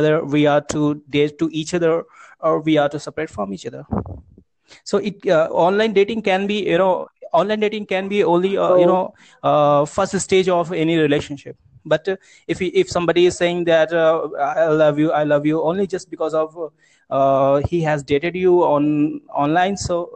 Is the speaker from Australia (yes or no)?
no; Uttar Pradesh, India; I'm from UP district, UP state, Uttar Pradesh.